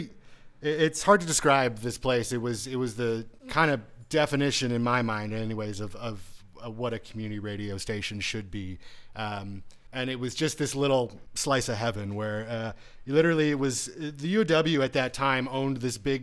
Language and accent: English; Waterloo, Ontario, Canada; I grew up in the suburbs of Waterloo